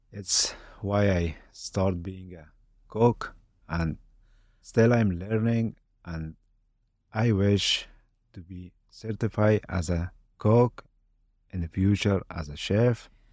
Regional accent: Afghanistan; English is a second language; moved away as an adult; also born or lived in Kabul; now in Boise, United States; My childhood, my all time that I had in Afghanistan

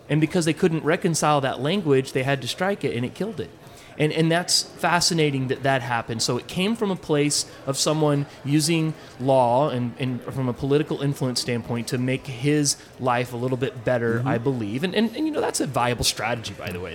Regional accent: Texas, United States; I'm a Texan, tried and true

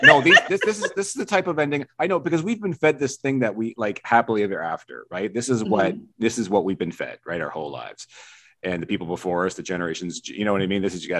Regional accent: Vancouver Island, British Columbia, Canada; I was born on the West Coast. I was born in Vancouver Island, so I'm born in the water too.

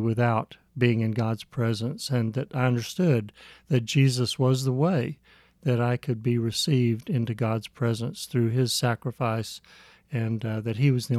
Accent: Midwest, United States; also born or lived in San Antonio; I was born in San Antonio and raised in the Midwest. We did not get to go out of the country.

